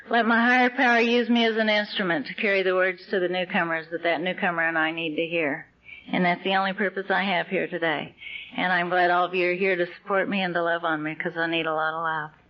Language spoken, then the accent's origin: English; Texas, United States; I was raised in the Texas Oklahoma Panhandle, and uh, my my dad worked in the oil fields, and we lived in a trailer house, and we moved around a lot.